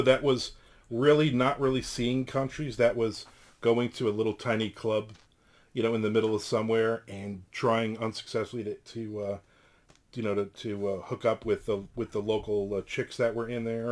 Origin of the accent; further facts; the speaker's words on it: New Jersey, United States; moved away; I'm originally from New Jersey.